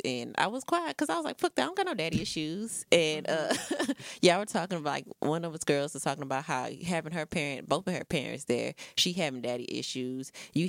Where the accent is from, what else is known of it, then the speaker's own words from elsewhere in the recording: Texas, United States; But I've been out of Houston for like a year and a half. I went back to my hometown, which ain't too far